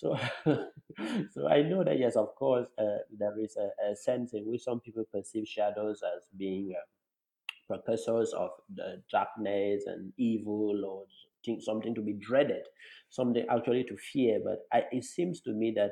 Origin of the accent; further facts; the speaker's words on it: Cameroon; I come from Cameroon in Africa, which is tropical for the most part